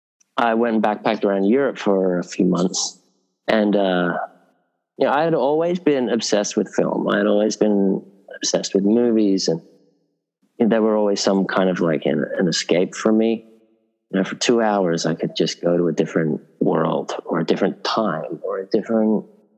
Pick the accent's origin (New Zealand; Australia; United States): Australia; Sydney, New South Wales; moved away as an adult; also born or lived in England; I was a kid growing up in Northern Beaches in Sydney